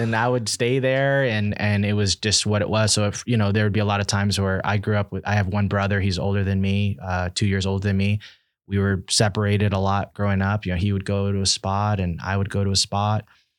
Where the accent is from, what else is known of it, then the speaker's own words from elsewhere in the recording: Nicaragua; also born or lived in Washington, DC, United States; Growing up, I was born in Washington, DC, and then, I was sent to live in Nicaragua